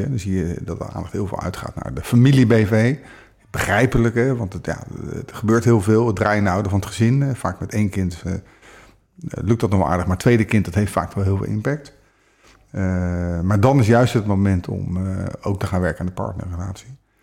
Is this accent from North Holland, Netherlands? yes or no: no; The Hague, South Holland, Netherlands; ik ben ook geboren in Den Haag. Dus wat dat betreft voelt het oh. als thuis